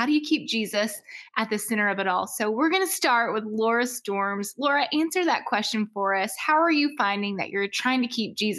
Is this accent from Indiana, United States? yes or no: no; Mississippi, United States; now in Branson, United States; That's my native tongue from Mississippi as well.